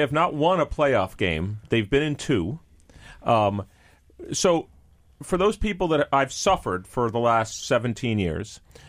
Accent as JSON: {"language": "English", "region": "New York", "country": "United States", "said": "No, I'm a New Yorker. New Yorker, and I just use a lot of we."}